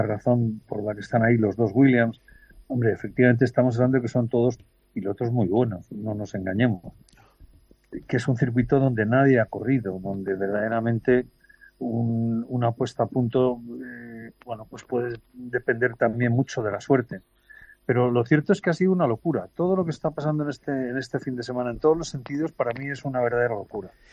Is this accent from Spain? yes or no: yes; Spain; soy español